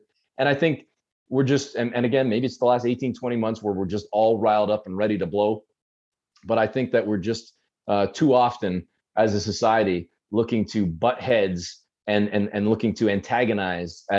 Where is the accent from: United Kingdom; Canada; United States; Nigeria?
Canada; I was born and raised in Canada